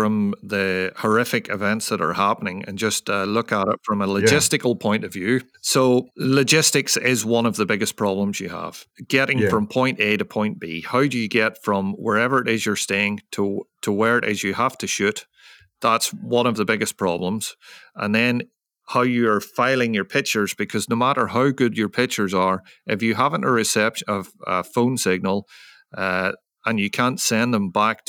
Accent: Ireland; because, you know, I'm from Ireland, and working in this tropical or subtropical environment in monsoon season is very tough on you.

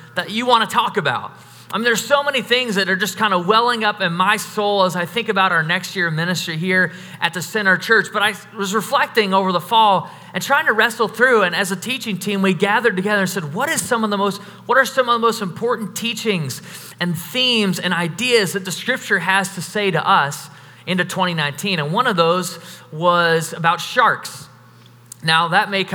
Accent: United States; we're all from America

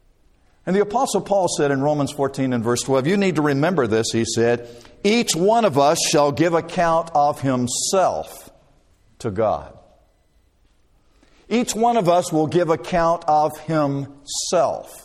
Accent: Dothan, Alabama, United States; I grew up in Dothan, Alabama, and lived there all of my life until I went away to college

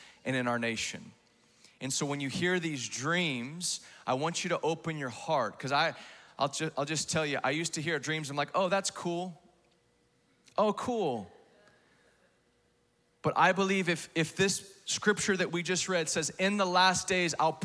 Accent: Texas, United States; I grew up in Texas

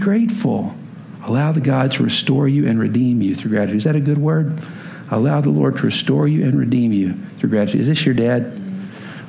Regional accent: Texas, United States; moved away; I'm from Texas originally

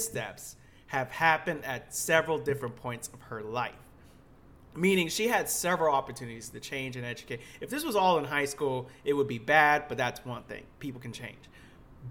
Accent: Lakeland, Florida, United States; I grew up in Florida

